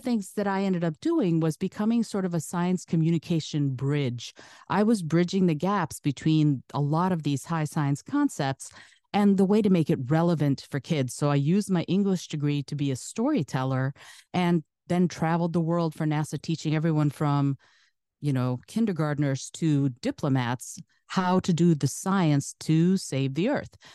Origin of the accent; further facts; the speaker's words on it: Detroit, Michigan, United States; first language Russian; English is a second language; also born or lived in Soviet Union; my family was the first family who came into the Detroit area from the Soviet Union